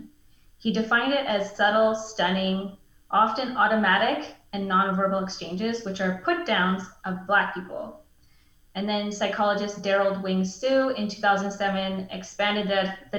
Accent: Mackenzie, British Columbia, Canada; now in Prince George, Canada; I was born and raised in Northern BC in this region. I grew up in Mackenzie, BC, and then came to Prince George for university

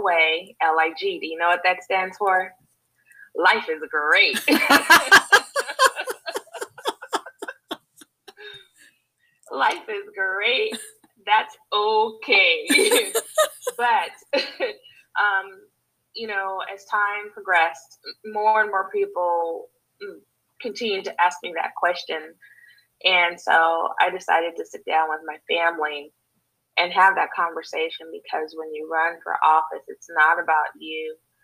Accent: Los Angeles, California, United States; moved away; I'm originally from Los Angeles, California, you know, the place where all the movies are made

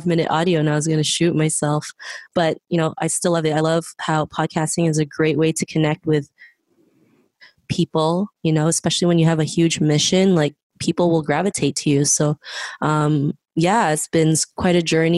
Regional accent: Philippines; now in Toronto, Canada; I was born in the Philippines, but I'm currently living in Toronto

